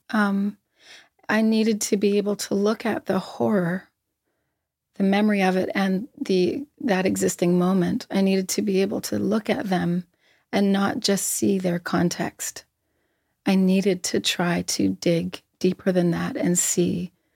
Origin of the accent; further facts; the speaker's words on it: Halifax, Nova Scotia, Canada; I grew up in Halifax